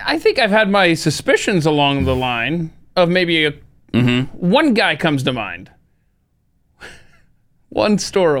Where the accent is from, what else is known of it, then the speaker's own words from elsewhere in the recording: the South, United States; But I grew up in the South